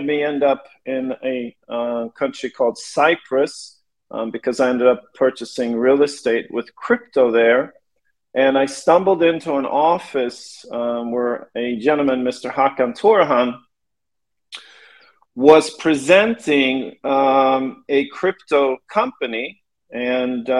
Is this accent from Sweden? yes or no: yes; Sweden; moved away as an adult; now in Los Angeles, United States; I was born in LA when I was a kid. My parents split up. I ended up growing up in Sweden with my mother, who was Swedish